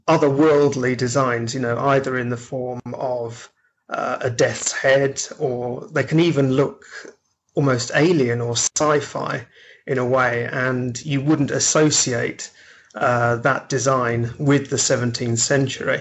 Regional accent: Nottingham, East Midlands, United Kingdom; I grew up in Nottingham

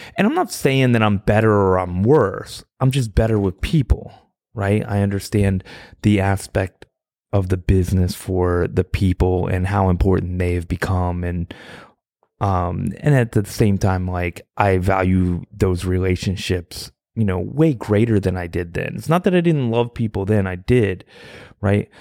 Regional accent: Virginia, United States; I'm from Virginia

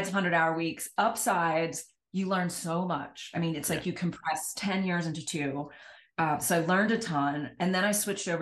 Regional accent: Washington, District of Columbia, United States; moved away; I grew up on the East Coast in the Washington, D.C. area

